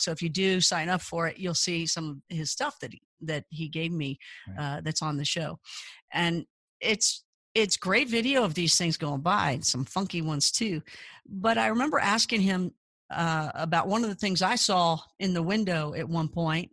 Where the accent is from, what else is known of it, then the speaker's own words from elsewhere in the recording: Kentucky, United States; I grew up in Kentucky